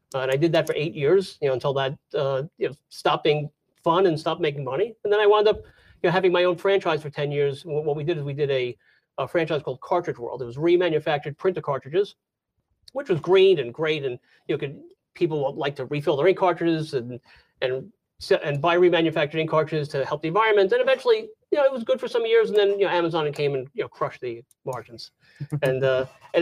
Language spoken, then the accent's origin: English; New York, United States; moved away as an adult; also born or lived in Jacksonville area, Florida; now in Florida, United States; I'm from New York. So I was born and raised in New York